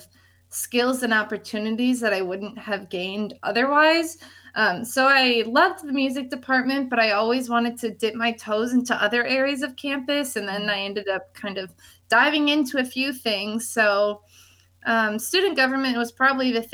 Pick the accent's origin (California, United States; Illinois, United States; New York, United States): Illinois, United States; Chicago area; moved away; I'm originally from the Chicago area. I grew up about an hour-ish north of the city